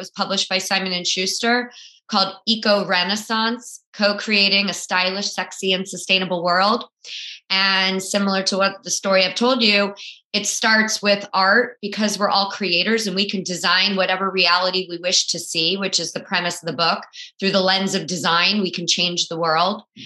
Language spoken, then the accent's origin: English; South Florida, United States; I grew up in South Florida